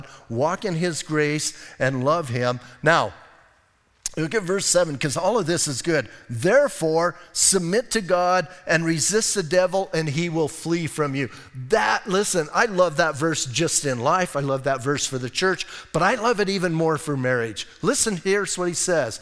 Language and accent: English; Bisbee, Arizona, United States; I'm from Bisbee